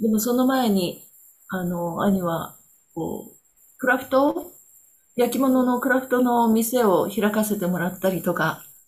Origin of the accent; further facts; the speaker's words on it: Kobe, Hyogo, Japan; moved away as an adult; now in Onishi, Japan; 私は、あの、神戸生まれの神戸育ちなんですけれども、10年前に311の後にどういうわけか、西からこっちの方に東に移ってきました。